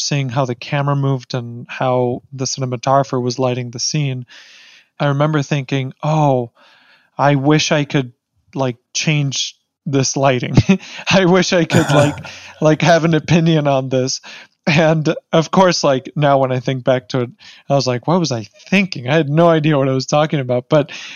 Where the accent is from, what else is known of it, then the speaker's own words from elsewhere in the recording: Mexico City, Mexico; moved away; I was born in Mexico City